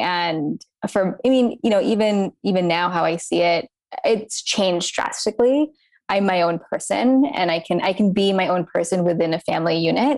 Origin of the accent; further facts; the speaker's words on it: United States; I was born to Indian immigrant parents. Um, so being Indian, growing up here in America